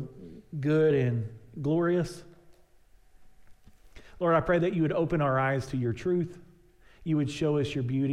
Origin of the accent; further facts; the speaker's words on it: East Texas, United States; I grew up out in East Texas